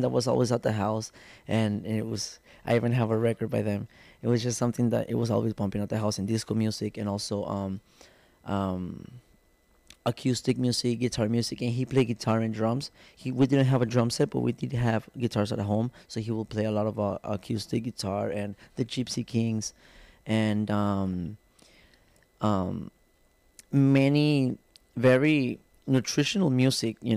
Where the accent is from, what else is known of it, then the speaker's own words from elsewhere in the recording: Guadalajara, Jalisco, Mexico; also born or lived in Tijuana; born in Tijuana, but I was born in Tijuana, and then they went back to Guadalajara when I was one year old